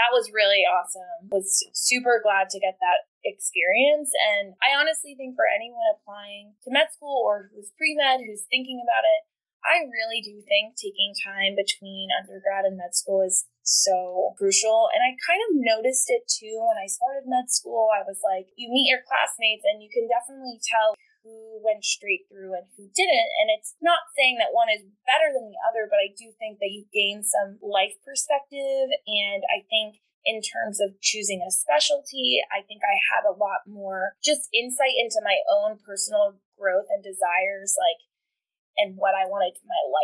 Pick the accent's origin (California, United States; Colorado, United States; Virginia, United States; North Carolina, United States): North Carolina, United States; Cary; I am from Cary, North Carolina